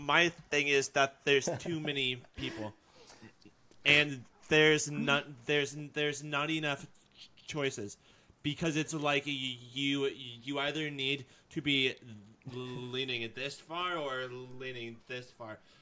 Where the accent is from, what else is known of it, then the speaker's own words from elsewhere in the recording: United States; I'm an American